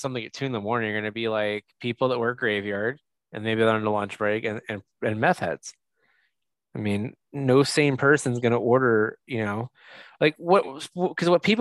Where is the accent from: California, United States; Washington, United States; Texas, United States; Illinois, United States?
California, United States; El Cajon; also born or lived in Mira Mesa, San Diego; I grew up like in El Cajon